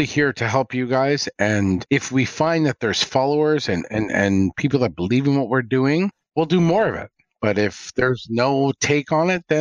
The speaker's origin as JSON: {"language": "English", "country": "Canada", "said": "as the Canadian"}